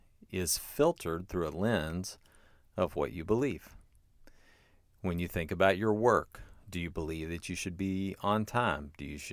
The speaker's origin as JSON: {"language": "English", "town": "Versailles", "region": "Kentucky", "country": "United States", "said": "I would say I have a PhD in higher education. I'm from Versailles, Kentucky."}